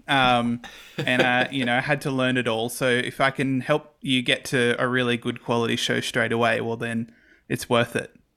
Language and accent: English; Campbelltown, New South Wales, Australia; grew up in Campbell Town, specifically the suburb of Rose Meadow for the first nineteen, twenty years of my life.